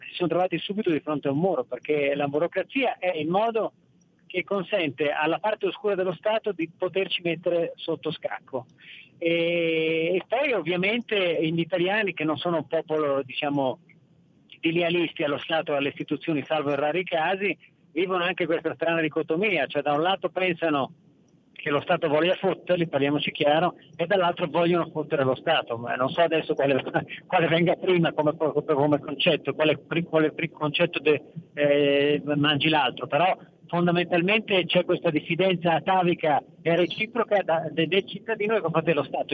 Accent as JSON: {"language": "Italian", "town": "Verona", "region": "Veneto", "country": "Italy", "said": "io sono veneto anch'io di Verona"}